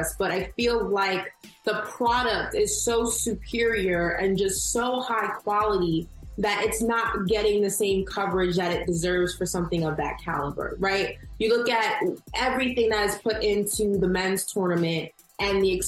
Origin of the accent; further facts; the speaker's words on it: New York, United States; I'm from New York.